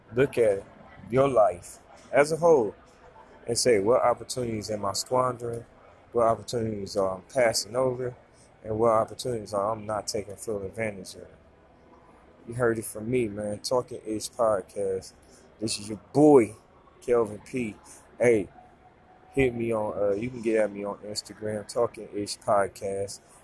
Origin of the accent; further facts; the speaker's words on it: Ohio, United States; moved away; I'm a foreigner. You know what I'm saying? I'm here from Ohio